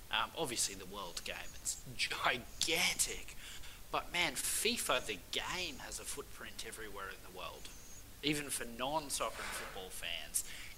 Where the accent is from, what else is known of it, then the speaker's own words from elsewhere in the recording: Australia; we finally have a world-class scrummaging prop in Australia.